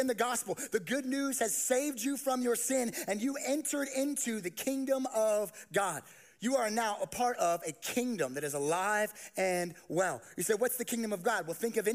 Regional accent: Las Vegas, Nevada, United States; I grew up in Las Vegas, and I did not grow up seeing many sheep

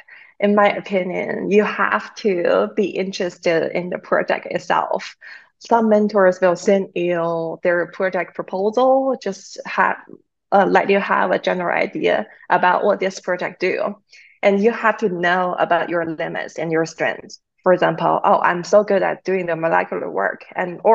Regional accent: China; now in North Carolina, United States; I'm originally from China

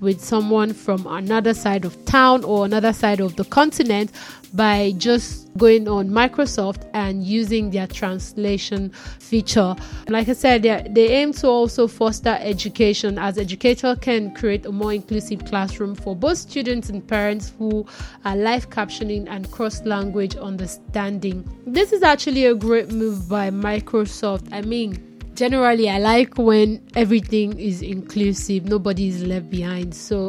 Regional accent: Ondo, Nigeria; because I'm Nigerian, I'm Yoruba, but I'm from the Ondo side of the Yoruba land. yeah, from the West, basically. So I'm from Ondo, and in Ondo we also have like different languages, and my side were from the Riverine side, and we speak Ilaje.

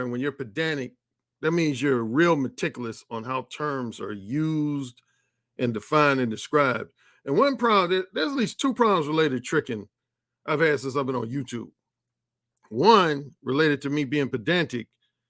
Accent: Mississippi, United States; We're just both from Mississippi. We cousins from Mississippi.

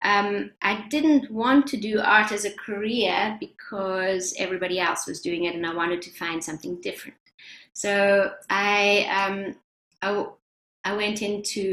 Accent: Johannesburg, Gauteng, South Africa; now in Boston, United States; I'm from South Africa originally. I grew up in Johannesburg, and I have been in Boston for quite some time.

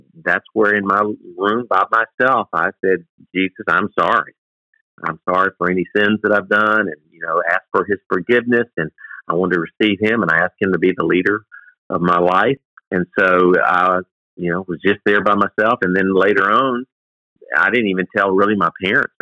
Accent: South Carolina, United States; I was born and raised in South Carolina

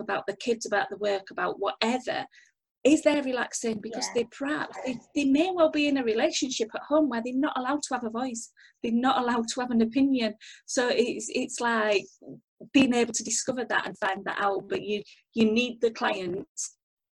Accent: United Kingdom; we're British

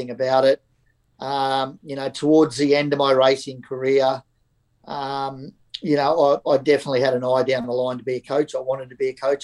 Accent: Gladstone, Queensland, Australia; So I was born and bred in Gladstone, so country town, central Queensland

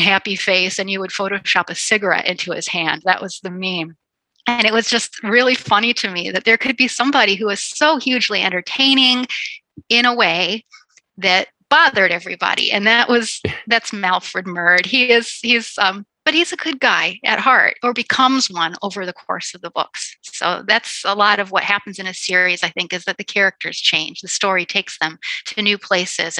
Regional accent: Chicago, Illinois, United States; I'm a Chicagoan

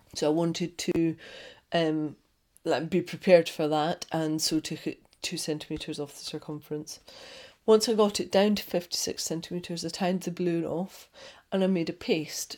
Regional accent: Scotland, United Kingdom; I'm Scottish.

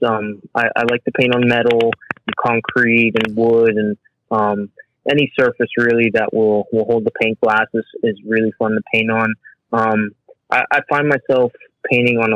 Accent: Miami, Florida, United States; growing up here in Miami

